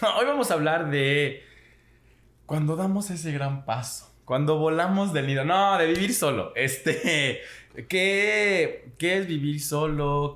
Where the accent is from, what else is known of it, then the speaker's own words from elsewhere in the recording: Xalapa, Veracruz, Mexico; moved away as an adult; yo que me salí de Jalapa, mi primera vez viviendo solo fue en otro estado